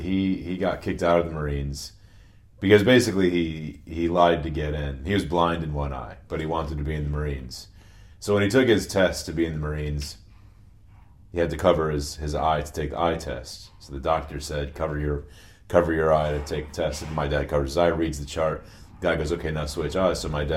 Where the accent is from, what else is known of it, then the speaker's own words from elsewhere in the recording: Connecticut, United States; born there; I was born in Connecticut, outside New Haven.